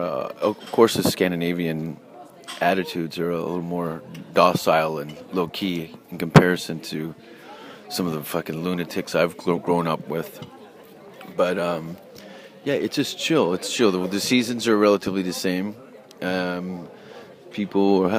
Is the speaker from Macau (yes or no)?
no; Hamilton, Ontario, Canada; moved away as an adult; also born or lived in Vancouver, British Columbia; I was born in Hamilton, but I moved to Vancouver, British Columbia in 93